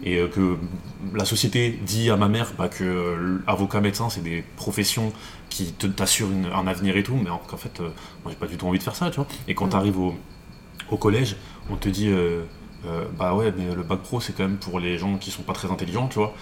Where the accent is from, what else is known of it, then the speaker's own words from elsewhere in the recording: Paris, Île-de-France, France; Je suis parisien